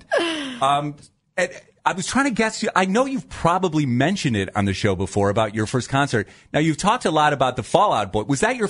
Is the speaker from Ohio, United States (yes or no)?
yes; Dover, Ohio, United States; Yes, but I grew up in a very small town. So I grew up in the Dover, New Philadelphia area.